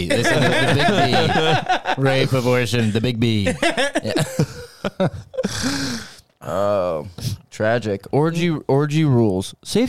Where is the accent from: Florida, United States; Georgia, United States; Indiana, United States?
Georgia, United States; I grew up in Georgia.